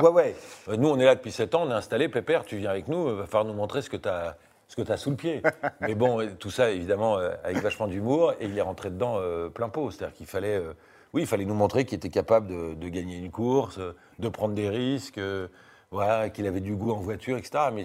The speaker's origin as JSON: {"language": "French", "country": "France", "said": "Sauf qu'on est français, ils sont anglais, qu'on a une culture différente, un humour différent, etc."}